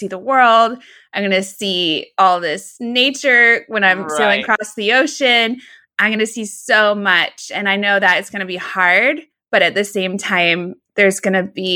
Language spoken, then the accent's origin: English; Seattle, Washington, United States; I'm from Seattle, and I think I looked at Puget Sound almost every day of my life